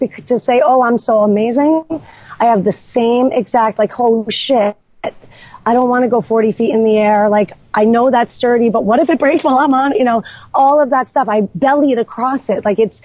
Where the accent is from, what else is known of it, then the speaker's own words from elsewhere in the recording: New York, United States; moved away as an adult; now in Killington, Vermont, United States; I'm not from here. I'm from New York